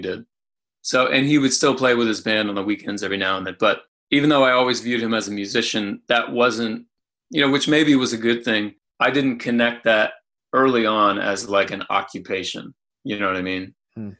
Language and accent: English; Anderson, Indiana, United States; I grew up in Indiana in Anderson